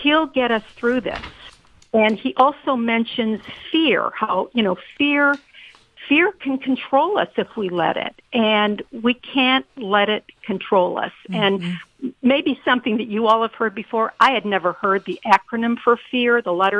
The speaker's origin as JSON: {"language": "English", "town": "Detroit", "region": "Michigan", "country": "United States", "tie": "born or raised there", "moved": "yes", "lives_now": "Atlanta, United States", "said": "the area that I grew up in the Detroit area"}